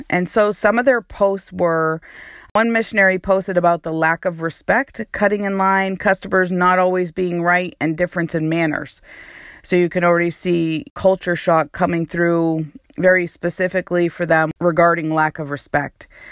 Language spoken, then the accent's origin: English; New Hampshire, United States; moved away as an adult; also born or lived in New York / Texas / Connecticut; now in Honduras; So I was born and raised in New Hampshire, but I lived in New York. I lived in Texas. I lived in Connecticut.